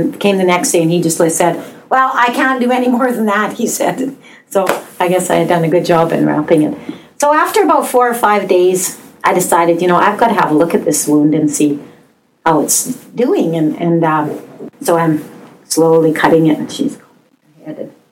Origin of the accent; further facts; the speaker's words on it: Canada; We are Canadian